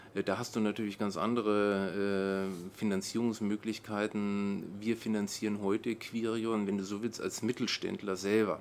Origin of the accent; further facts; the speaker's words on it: Nuremberg, Bavaria, Germany; moved away as an adult; now in Brandenburg, Germany; ich bin in Nürnberg aufgewachsen